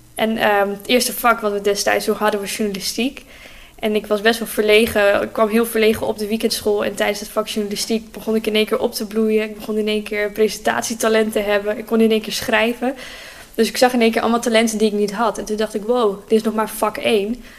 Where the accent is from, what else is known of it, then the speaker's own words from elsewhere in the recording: Groningen, Netherlands; En ik kom gewoon rechtstreeks uit Oosterpark. Dus mijn hele leven al uit Groningen